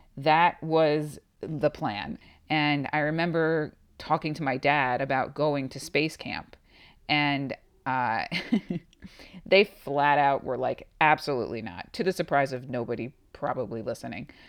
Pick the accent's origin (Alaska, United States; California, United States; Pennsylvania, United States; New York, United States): New York, United States; Long Island; moved away as an adult; now in Tucson, United States; I am originally from New York, actually on Long Island.